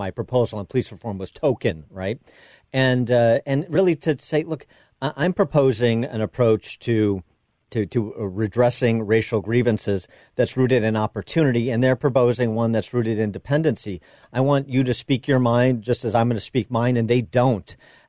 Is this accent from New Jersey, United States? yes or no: no; Chicago, Illinois, United States; my home city of Chicago